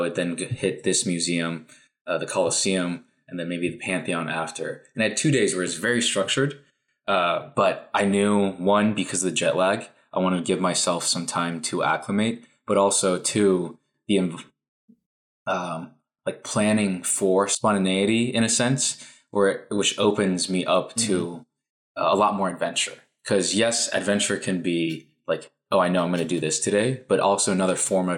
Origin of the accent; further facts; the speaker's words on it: Taiwan; moved away; for me, I'm an immigrant from Taiwan. So I bring a lot of traditional Taiwanese values.